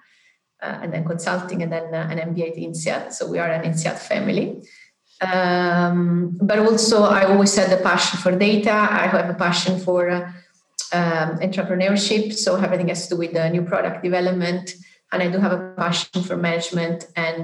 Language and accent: English; Naples, Campania, Italy; I'm from South Italy, from Naples, a town that is called Naples